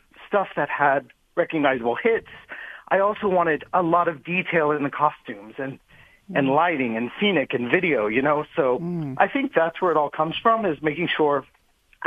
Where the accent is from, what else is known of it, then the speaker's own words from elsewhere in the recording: Orlando, Florida, United States; moved away as an adult; also born or lived in Las Vegas / Tokyo; I'm from Orlando, and you know, Orlando has a lot of things at your fingertips for a young performer, and I got to do a lot growing up with Disney World and all the theme parks